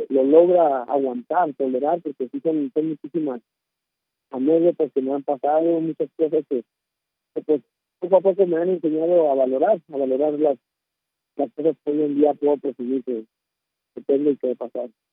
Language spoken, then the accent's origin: Spanish; Torreón, Coahuila, Mexico; moved away; also born or lived in Mexico City; Yo realmente soy originario de Torreón, Coahuila